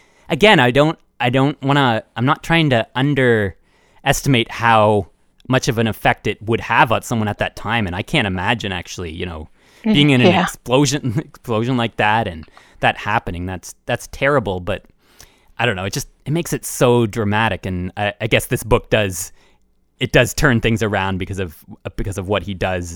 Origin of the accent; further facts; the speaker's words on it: Canada; I'm Canadian